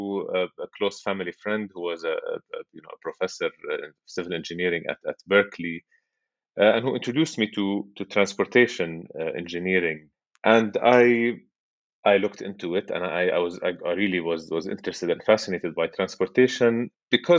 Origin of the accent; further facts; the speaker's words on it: Amman, Amman Governorate, Jordan; moved away as an adult; also born or lived in MIT, United States; I grew up in Amman, Jordan. That's where I was born and spent most of my life and currently live.